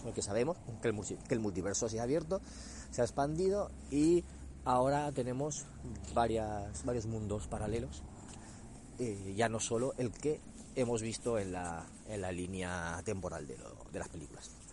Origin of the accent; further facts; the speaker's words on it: Spain; aquí en nuestro país